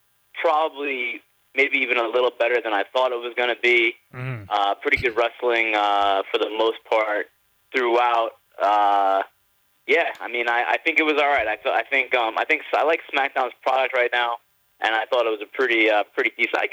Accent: New York, United States; moved away as an adult; now in Los Angeles, United States; growing up in New York, obviously, for most of my life, the first 30 years of my life

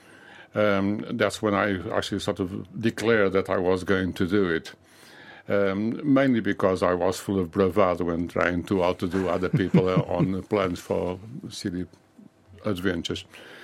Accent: Lisbon, Portugal; now in United Kingdom; I was born in Lisbon.

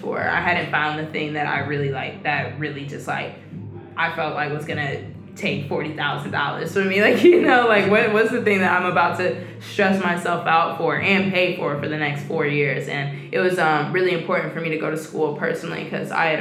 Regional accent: Atlanta, Georgia, United States; I'm from Atlanta, Georgia, Southwest, Cascade

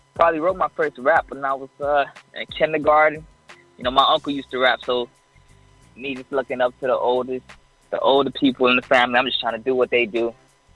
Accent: South Florida, United States; now in Orlando, United States; I'm from Orlando. I'm really from South Florida, but I'm in Orlando right now

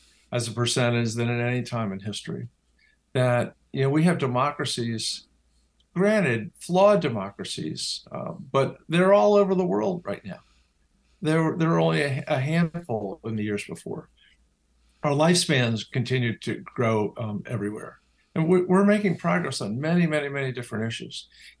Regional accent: Washington, District of Columbia, United States; growing up in Washington, D.C., where politics is the cottage industry

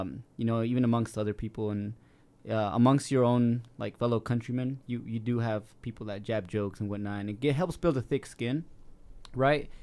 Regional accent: South Salt Lake, Utah, United States; I was raised in South Salt Lake

